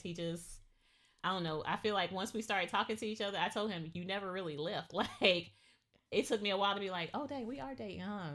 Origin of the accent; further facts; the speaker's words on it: Georgia, United States; I grew up in the South. I grew up in Georgia